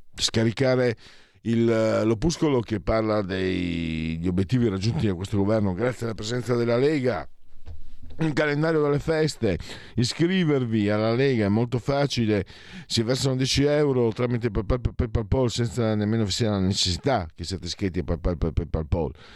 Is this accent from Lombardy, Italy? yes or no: no; Pordenone province, Friuli-Venezia Giulia, Italy; dalle mie parti